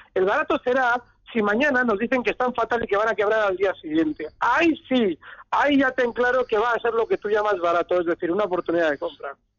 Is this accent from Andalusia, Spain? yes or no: no; Bilbao, Basque Country, Spain; moved away; me he escondido en mi tierra